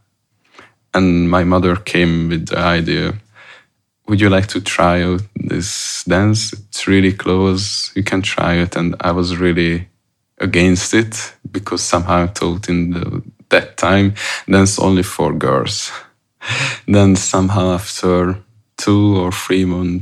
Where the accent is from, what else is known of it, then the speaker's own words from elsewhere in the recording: Hungary; moved away; I came from Hungary. I came from a small town next to Budapest called Bécel. It's quite remote.